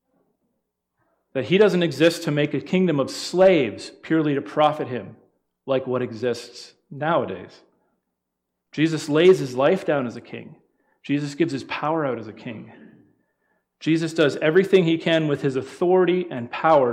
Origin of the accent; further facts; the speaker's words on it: London, Ontario, Canada; Us Ontario people